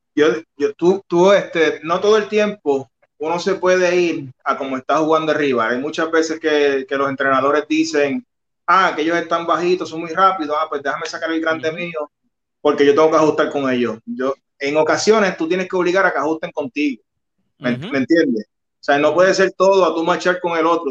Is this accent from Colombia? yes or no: no; San Germán, Puerto Rico; now in Cabo Rojo, Puerto Rico; San Germán es, mi pueblo, yo nací, yo soy san germeño yo vivo en Cabo Rojo, pero nací en San Germán y mi familia es de San Germán